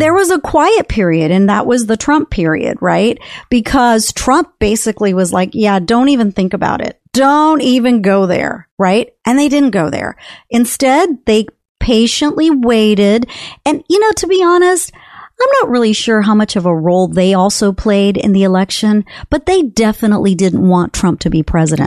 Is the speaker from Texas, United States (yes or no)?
yes; Texas, United States; also born or lived in California; I'm a Texan. I mean, I've been a Texan since the age of ten, so, and I'm fifty-eight